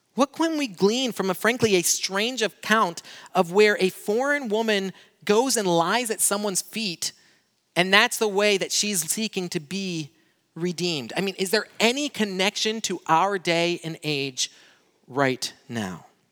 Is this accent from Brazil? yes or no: yes; Brazil; moved away; I grew up in Brazil